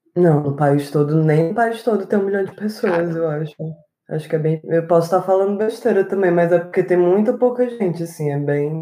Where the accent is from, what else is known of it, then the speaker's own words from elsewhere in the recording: Morada Nova, Ceará, Brazil; also born or lived in Fortaleza; minha infância, morei no interior do Ceará, uhum. numa cidade chamada Morada Nova